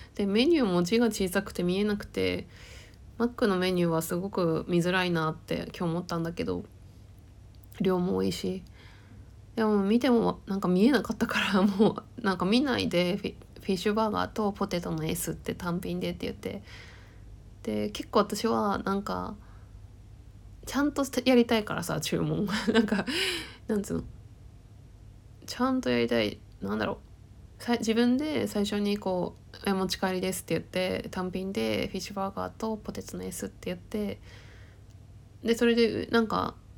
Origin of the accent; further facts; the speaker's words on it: Tohoku, Akita, Japan; moved away; 自分も、だって東北生まれで、秋田、田舎のさ、生まれててさ